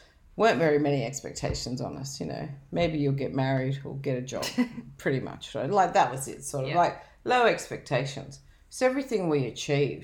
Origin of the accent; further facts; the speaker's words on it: Dubbo, New South Wales, Australia; I grew up in Dubbo